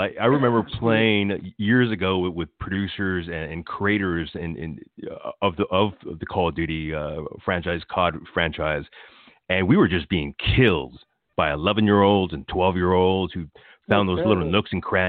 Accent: Los Angeles, California, United States; I'm an L.A. native. I was born here. I was born watching like people like film Chips on the streets. And my neighborhood in Atwater, you know, they did Pulp Fiction out there as well.

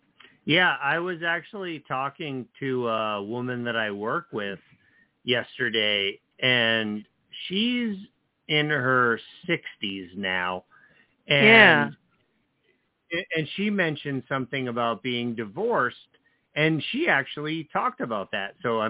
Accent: New Jersey, United States; when I was growing up in New Jersey

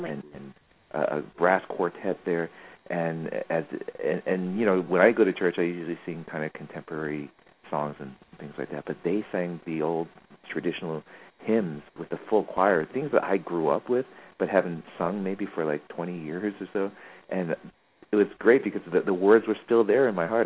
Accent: New York, United States; moved away; I grew up in New York

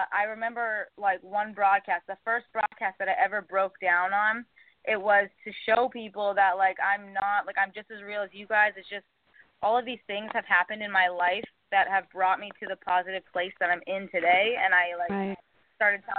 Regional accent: Canada; moved away as an adult; also born or lived in New York City; now in New York, United States; I'm Canadian

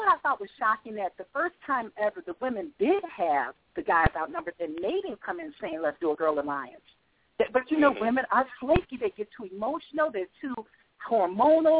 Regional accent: Chicago, Illinois, United States; now in North Carolina, United States; I'm from Chicago, represent, but I live in North Carolina now

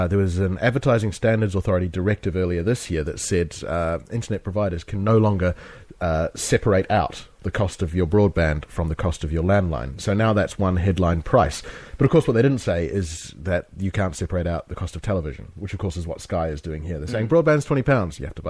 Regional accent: New Zealand; now in London, United Kingdom; We're both from New Zealand

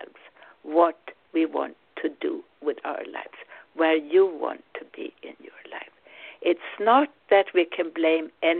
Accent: Sweden; English is a second language; now in United States; I'm originally Swedish. I'm now American. Of course, as Swede, you never lose your roots

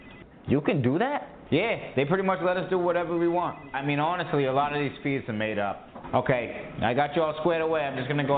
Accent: Dorchester, Massachusetts, United States; No shit. I grew up in Dorchester.

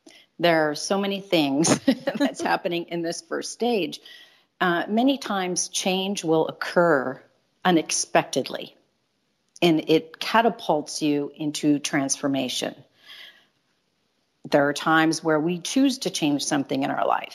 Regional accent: Chicago, Illinois, United States; moved away as an adult; back home to Chicago, which is my hometown

